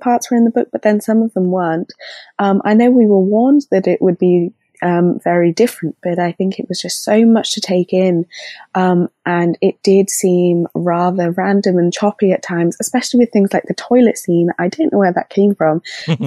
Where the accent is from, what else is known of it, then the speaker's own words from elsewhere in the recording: England, United Kingdom; I'm from England in the UK